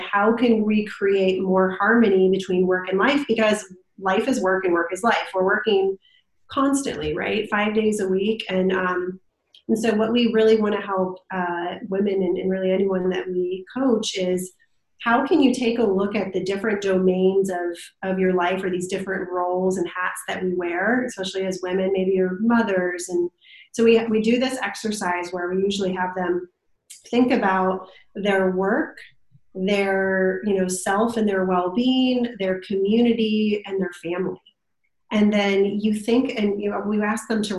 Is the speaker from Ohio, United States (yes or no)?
yes; Canton, Ohio, United States; moved away as an adult; now in North Carolina, United States; me and my husband are from Ohio. So from Canton, Ohio, you know, Football Hall of Fame, and grew up there